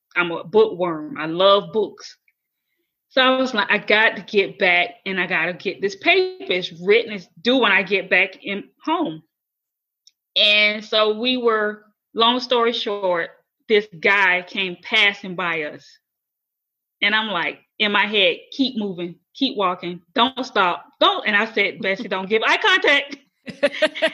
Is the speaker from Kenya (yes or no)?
no; Florida, United States; moved away as an adult; my hometown in Florida